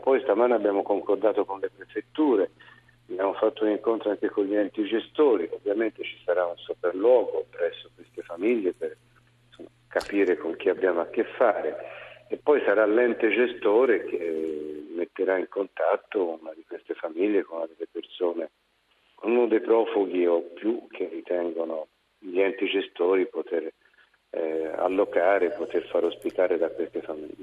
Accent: Tuscany, Italy; also born or lived in Lucca; sono un toscano

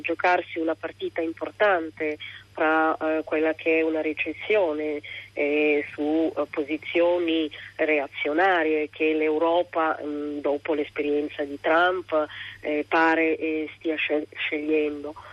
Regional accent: Somalia; now in Milan, Italy; nel mio paese utilizzo un copricapo che si chiama shash, che è un copricapo bellissimo, coloratissimo, eh, tipicamente somalo

